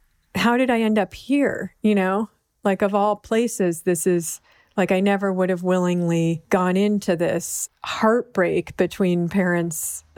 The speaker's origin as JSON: {"language": "English", "town": "Berkeley", "region": "California", "country": "United States", "tie": "born or raised there", "said": "that is partly the privilege of like growing up in Berkeley and like the heart of outsiderness"}